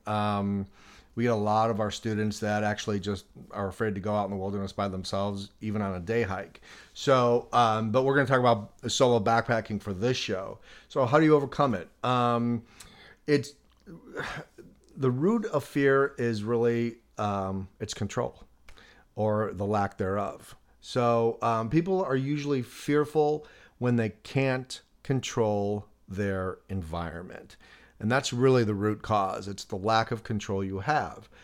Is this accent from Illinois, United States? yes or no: yes; Chicago, Illinois, United States; moved away; I grew up in Chicago